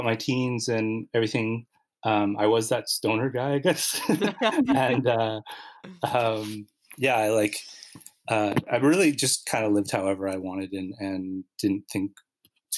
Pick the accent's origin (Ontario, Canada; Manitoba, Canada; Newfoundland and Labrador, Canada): Manitoba, Canada; Winnipeg; moved away as an adult; now in Montreal, Canada; I grew up in Winnipeg